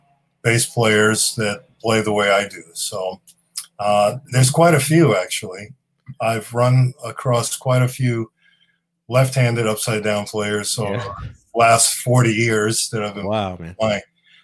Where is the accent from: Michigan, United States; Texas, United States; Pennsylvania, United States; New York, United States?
New York, United States; Long Island; also born or lived in The Bronx, New York; I was born there. Yep. And I grew up out on Long Island.